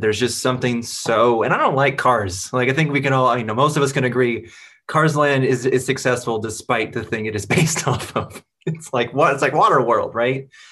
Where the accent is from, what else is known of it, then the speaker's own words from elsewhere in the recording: Seattle, Washington, United States; I'm from Seattle